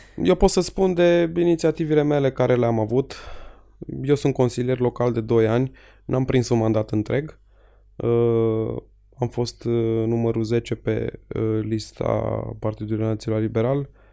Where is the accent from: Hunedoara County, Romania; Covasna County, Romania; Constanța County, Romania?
Hunedoara County, Romania; Petroșani; La noi în Petroșani